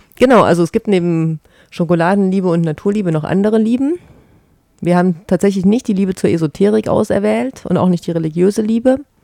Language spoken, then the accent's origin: German; East Germany, Germany; moved away; ich komme ja eigentlich aus dem Osten Deutschlands